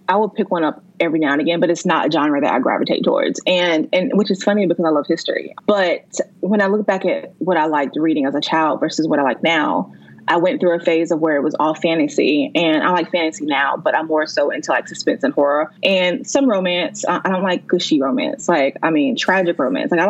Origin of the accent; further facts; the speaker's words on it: Pennsylvania, United States; i grew up in pennsylvania